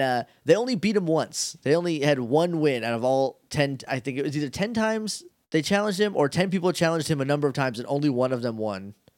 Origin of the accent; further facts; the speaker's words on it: New Hampshire, United States; moved away; I'm from New Hampshire